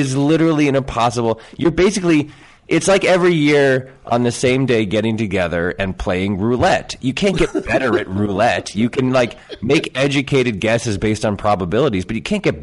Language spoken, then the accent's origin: English; Connecticut, United States; I grew up in Connecticut